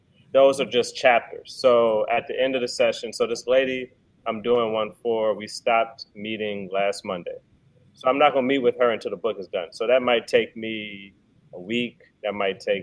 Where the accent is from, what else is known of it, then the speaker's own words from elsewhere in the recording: D.C. / Maryland, United States; moved away as an adult; also born or lived in Baton Rouge, Louisiana / Washington, D.C. / Frederick, Maryland; now in New Orleans, United States; I'm from Baton Rouge. I'm from Louisiana, but I grew up in D.C. in Maryland. Went to pretty much, elementary, really middle school to high school up there